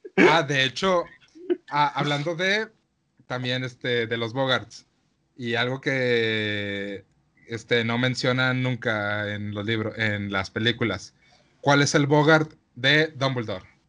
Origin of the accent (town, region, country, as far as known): Mexico